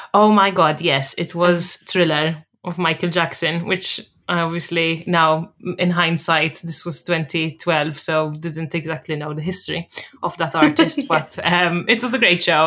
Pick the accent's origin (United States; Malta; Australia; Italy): Malta; moved away as an adult; also born or lived in Sheffield, England / London, England; now in Edinburgh, United Kingdom; I'm from Malta originally, but I currently reside in Edinburgh, Scotland